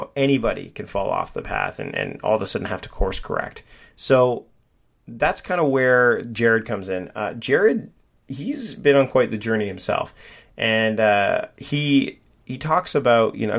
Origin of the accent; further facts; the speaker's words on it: Hamilton, Ontario, Canada; moved away; also born or lived in Vancouver Island; I'm originally from the Hamilton area. But I actually spent my high school years in a town called Waterdown